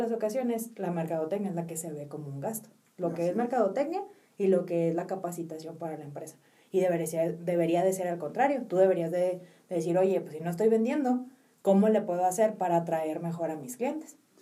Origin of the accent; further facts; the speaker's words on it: Mexico; nosotros como mexicanos